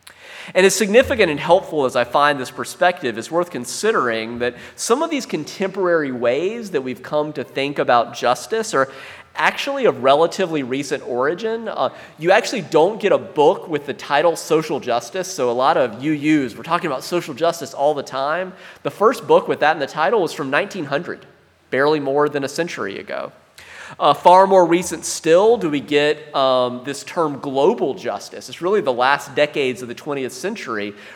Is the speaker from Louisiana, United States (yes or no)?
no; South Carolina, United States; I grew up in South Carolina